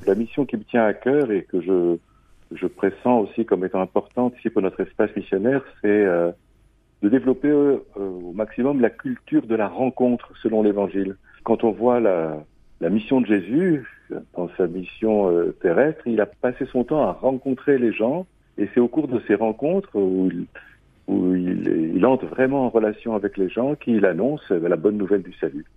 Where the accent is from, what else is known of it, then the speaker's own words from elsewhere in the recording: France; also born or lived in Reims; now in Châlons-en-Champagne, France; je suis euh, né à Reims, j'ai passé mon enfance dans la Loire